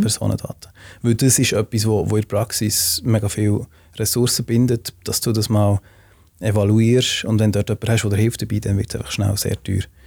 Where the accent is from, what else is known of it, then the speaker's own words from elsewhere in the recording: Switzerland; wir haben als Schweizer